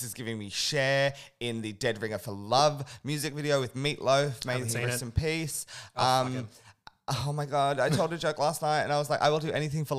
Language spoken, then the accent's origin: English; United Kingdom; I'm British.